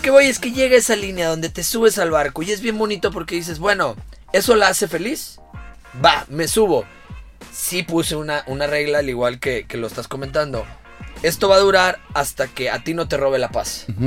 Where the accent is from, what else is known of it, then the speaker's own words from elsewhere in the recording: Monterrey, Nuevo León, Mexico; also born or lived in Guadalajara / Quintana Roo; Me considero muy regio hasta cierto punto